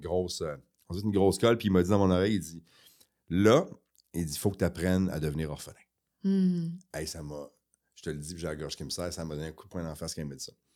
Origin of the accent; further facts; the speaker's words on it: Quebec City, Quebec, Canada; also born or lived in Chicoutimi; On a grandi à Québec.